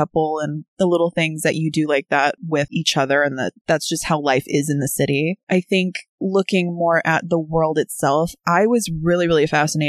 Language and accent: English; Oceanside, California, United States; I mean, we grew up in Oceanside.